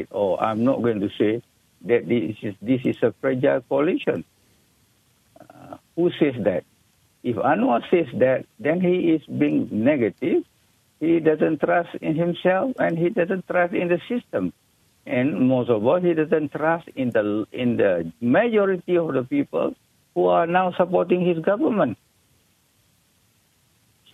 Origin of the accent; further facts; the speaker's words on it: Malaysia; we as Malaysian